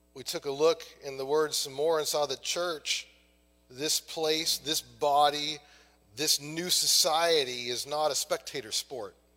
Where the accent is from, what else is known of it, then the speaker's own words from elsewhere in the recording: Maine, United States; I'm from Maine